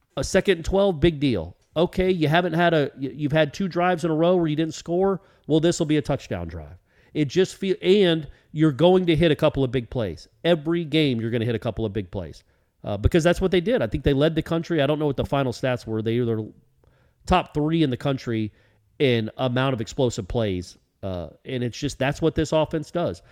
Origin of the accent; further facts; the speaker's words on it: Atlanta, Georgia, United States; I grew up in Atlanta